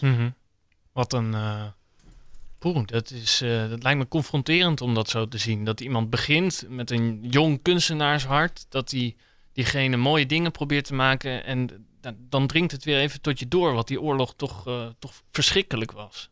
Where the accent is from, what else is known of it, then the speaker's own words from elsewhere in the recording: Nijmegen, Gelderland, Netherlands; now in The Hague, Netherlands; Ik woon zelf in Den Haag, maar ik kom uit Nijmegen.